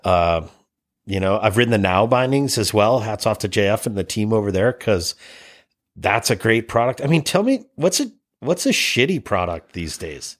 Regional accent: Cleveland, Ohio, United States; also born or lived in Tahoe; now in British Columbia, Canada; I'm from Cleveland

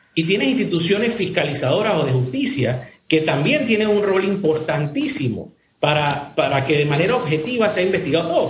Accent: Panama; como ciudadanos, como panameños

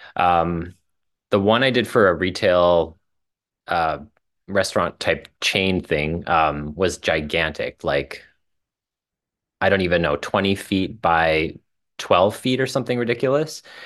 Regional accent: Saskatchewan, Canada; moved away as an adult; also born or lived in Calgary; now in Toronto, Canada; I left my hometown in small town Saskatchewan

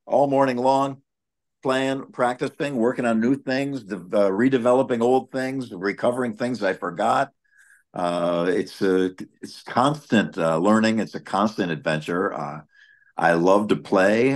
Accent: Buffalo, New York, United States; when you grew up in Buffalo, you had German, Irish, German, Italian, Polish everywhere

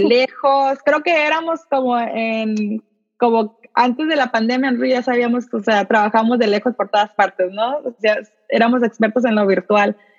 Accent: Tijuana, Baja California, Mexico; now in San Diego, United States; Yo soy de, originalmente soy de Tijuana, ahorita vivo en San Diego

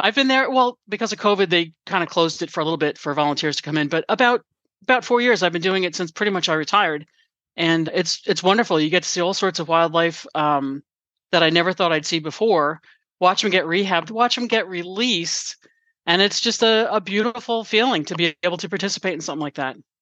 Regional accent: Valley Cottage, New York, United States; we grew up together in New York in a little tiny town called Valley Cottage

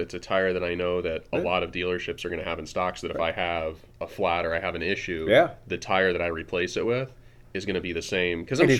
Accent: United States; as an American

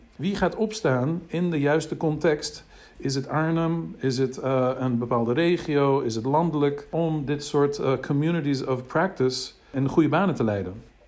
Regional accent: United States; Dutch is a second language; now in Netherlands; Ik kom uit de VS. Ik ben in de VS in Amerika eh, opgegroeid.

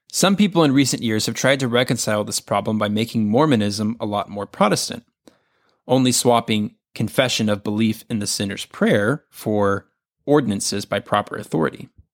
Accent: the South, United States; Growing up in the South

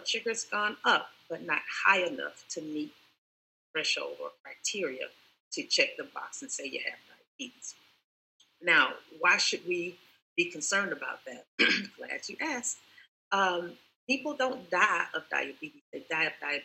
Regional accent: Columbus, Georgia, United States; now in Tampa, United States; I'm in Tampa, Florida right now, but I'm from Columbus, Georgia

